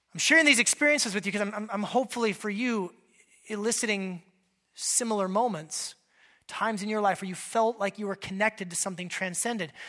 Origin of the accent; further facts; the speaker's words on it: Alaska, United States; moved away; I grew up in Alaska.